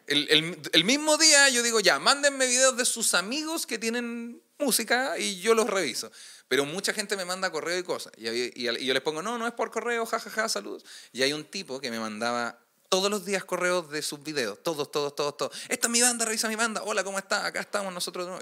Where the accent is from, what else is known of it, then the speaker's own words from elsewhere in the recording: Puente Alto, Santiago Metropolitan Region, Chile; yo soy de Puente Alto